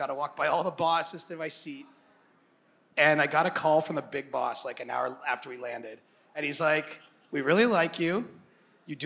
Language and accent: English; Cobourg, Ontario, Canada; I'm some dude from Coburg